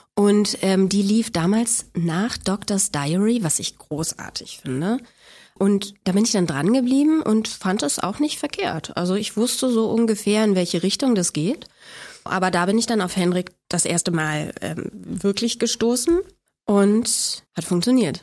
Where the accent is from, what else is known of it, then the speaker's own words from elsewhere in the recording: Berlin, Germany; Ich bin in Spandau auf die Welt gekommen und da bin ich auch groß geworden.